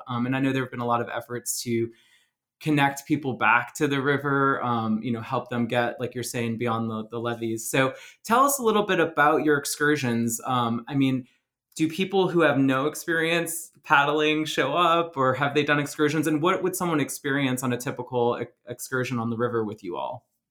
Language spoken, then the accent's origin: English; Plaquemines Parish, Louisiana, United States; now in Minneapolis, United States; growing up in Plaquemines Parish